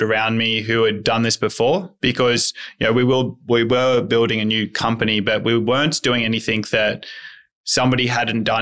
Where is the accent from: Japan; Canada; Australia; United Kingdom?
Australia; outside of Coffs Harbour, New South Wales; Outside of Coffs Harbour.